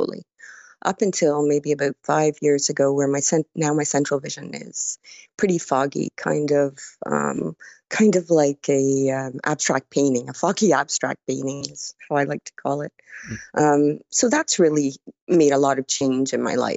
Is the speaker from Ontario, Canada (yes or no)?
yes; Burlington, Ontario, Canada; I'm from Burlington, Ontario, Canada, which is about an hour from Toronto